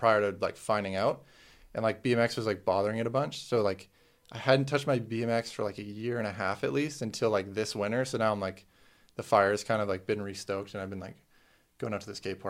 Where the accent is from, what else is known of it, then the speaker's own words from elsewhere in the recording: Canada; because I was Canadian.